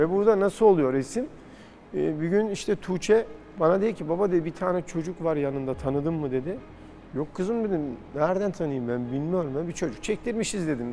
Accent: Turkey; ben bir Türk olarak

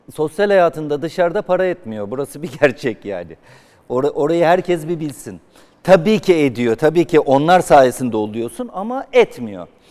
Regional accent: Zonguldak, Turkey; moved away; Zonguldak zaten doğup büyüdüğüm şehir

